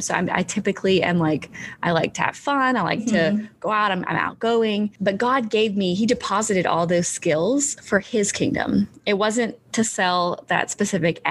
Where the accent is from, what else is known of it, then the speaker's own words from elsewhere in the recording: Fairhope, Alabama, United States; moved away as an adult; also born or lived in New York City, New York; now in Tennessee, United States; So I'm actually from Alabama, a small little town called Fairhope